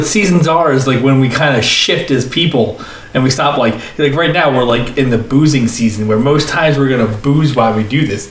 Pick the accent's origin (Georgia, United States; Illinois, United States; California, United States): Illinois, United States; Chicago; now in Philadelphia, United States; I was in Chicago